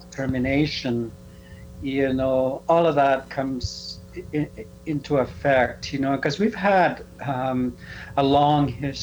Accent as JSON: {"language": "English", "area": "Reindeer Lake", "region": "northern Saskatchewan", "country": "Canada", "moved": "yes", "lives_now": "Prince Albert, Canada", "said": "I am from Reindeer Lake. It's about 3 hours north of La Ronge, okay, in northern Saskatchewan."}